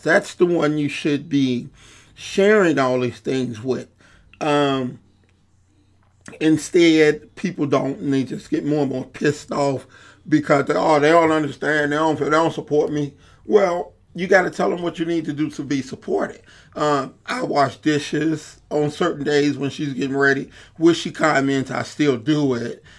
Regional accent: Chicago, Illinois, United States; a poor kid growing up in Englewood

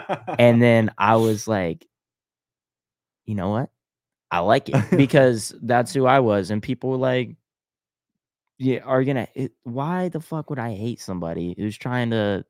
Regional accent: Pittsburgh, Pennsylvania, United States; born there; Yeah, I was born in Pittsburgh.

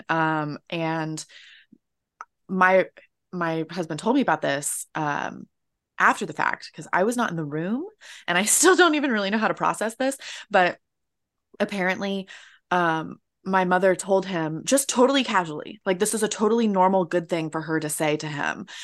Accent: Florida, United States; moved away; I'm American, uh, which I'm pretty sure you can tell right off the bat. Uh, and I'm from Florida

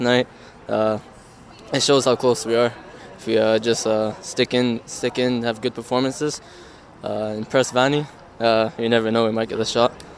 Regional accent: New Zealand; now in Canada; I was born and I lived half my life there, yeah. so at heart I'm a Kiwi

